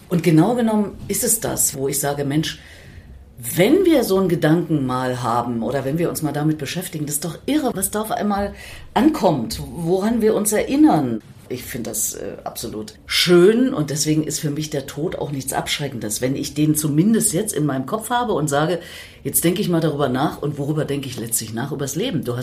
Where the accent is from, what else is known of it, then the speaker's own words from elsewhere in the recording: Erfurt, Thuringia, Germany; Und naja, in meiner Heimatstadt, den habe ich übrigens persönlich begrüßt.